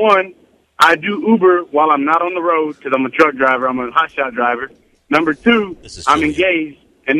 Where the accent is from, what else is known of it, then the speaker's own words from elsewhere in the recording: Rosenberg, Texas, United States; I'm from Rosenberg, bro.